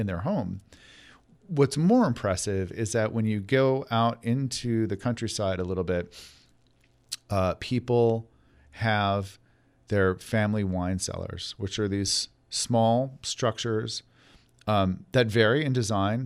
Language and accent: English; New York, United States; I grew up in New York